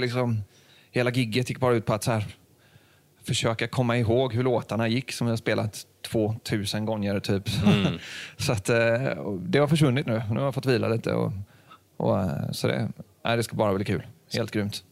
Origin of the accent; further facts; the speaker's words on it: Sweden; vi är ju svenskar